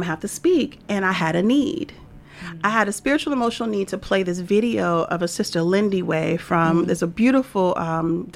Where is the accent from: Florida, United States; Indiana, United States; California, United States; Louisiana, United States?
Louisiana, United States; I'm from Louisiana